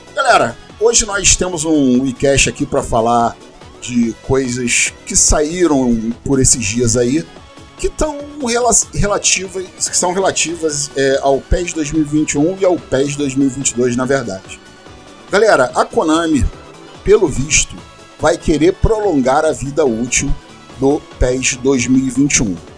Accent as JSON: {"language": "Portuguese", "country": "Brazil", "said": "Sou brasileiro"}